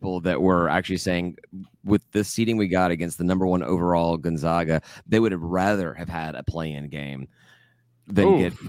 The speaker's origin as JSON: {"language": "English", "town": "Memphis", "region": "Tennessee", "country": "United States", "moved": "yes", "said": "because I'm from Memphis and I really, really want to see my college go against the town that I'm from"}